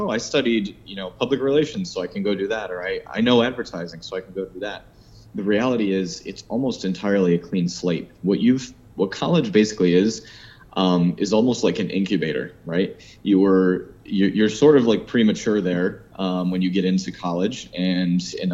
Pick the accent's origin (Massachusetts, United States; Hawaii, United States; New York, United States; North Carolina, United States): New York, United States; Rochester; moved away as an adult; now in Miami, United States; I grew up in Rochester, New York. I've lived in Miami for 12 years now.